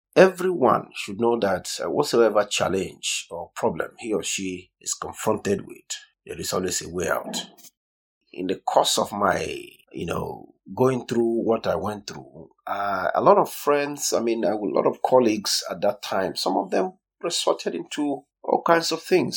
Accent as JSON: {"language": "English", "region": "southern Nigeria", "country": "Nigeria", "tie": "born or raised there", "said": "I'm from Nigeria"}